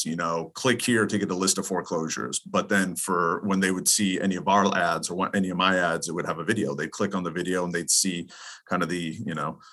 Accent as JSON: {"language": "English", "region": "East Coast", "country": "United States", "moved": "yes", "lives_now": "California, United States", "said": "I'm from the East Coast, live in California"}